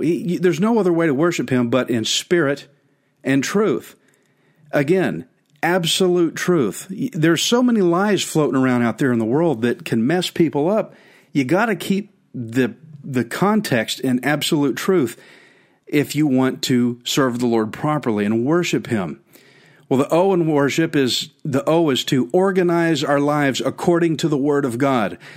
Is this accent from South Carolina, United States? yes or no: no; Texas, United States; "Where are you from?" I said, "Texas."